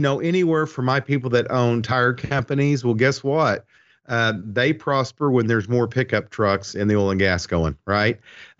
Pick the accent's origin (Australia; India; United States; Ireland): Ireland; I'm Irish, and I love the saying that I have made my own.